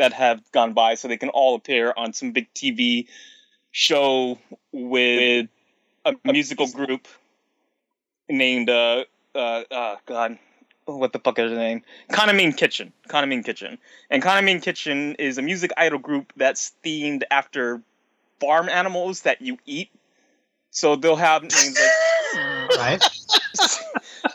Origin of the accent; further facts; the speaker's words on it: United States; I'm an American